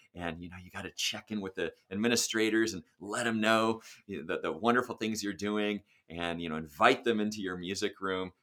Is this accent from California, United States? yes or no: yes; Sacramento, California, United States; also born or lived in Santa Monica / Los Angeles; I was born in Santa Monica, lived in Los Angeles for four years, and then we moved to Sacramento when I was four, so that's where I did all of my public education